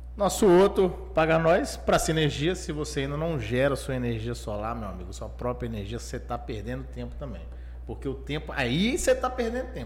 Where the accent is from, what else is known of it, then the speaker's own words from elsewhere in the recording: Pirapora, Minas Gerais, Brazil; Eu sou de Pirapora, cidade do norte de Minas